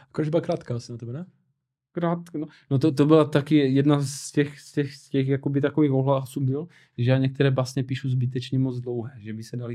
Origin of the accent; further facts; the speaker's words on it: Czechia; Laka, ne, Česko, já jsem prostě Čech